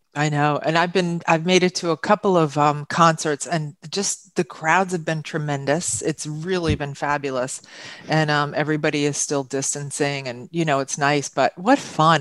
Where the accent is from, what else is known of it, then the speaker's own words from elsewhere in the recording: Huntington, New York, United States; moved away as an adult; now in Glen Cove, United States; I was born and raised in Huntington, but I've been here now about 32 years.